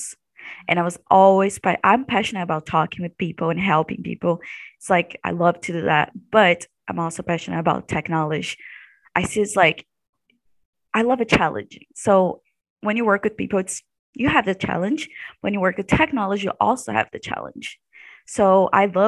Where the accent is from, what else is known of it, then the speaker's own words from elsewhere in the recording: Brazil; moved away as an adult; now in Missouri, United States; I'm from Brazil.